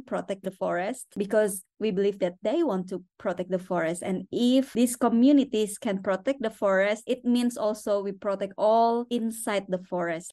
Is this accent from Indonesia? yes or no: yes; Borneo, West Kalimantan, Indonesia; moved away; also born or lived in Jakarta; I'm from Borneo. I born in Borneo